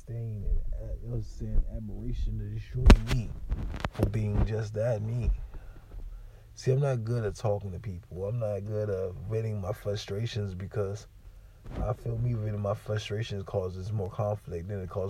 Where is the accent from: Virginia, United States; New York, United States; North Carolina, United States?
Virginia, United States; moved away; I grew up in Virginia